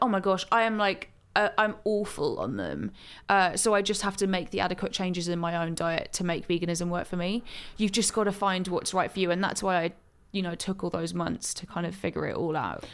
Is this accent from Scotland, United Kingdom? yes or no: no; Gloucestershire, South West England, United Kingdom; now in London, United Kingdom; I grew up in Gloucestershire, uh, in the countryside